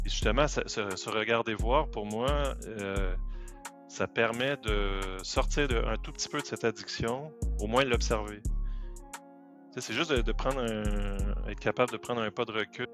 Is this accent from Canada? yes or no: yes; Quebec, Canada; moved away as an adult; also born or lived in France / Paris; je suis né au Québec. Je suis arrivé en France en 2005.